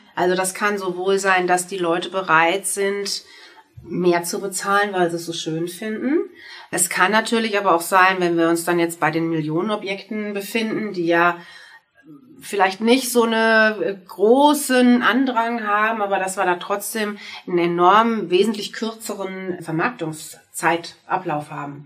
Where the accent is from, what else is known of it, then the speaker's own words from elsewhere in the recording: Würzburg, Bavaria, Germany; also born or lived in Munich / Hamburg; now in Mainz, Germany; Meine alte Heimat ist Würzburg. Ich bin gebürtige Würzburgerin.